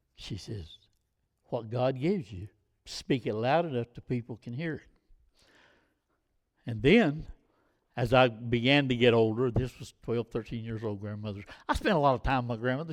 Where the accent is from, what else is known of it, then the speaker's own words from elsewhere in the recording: United States; our problem as American people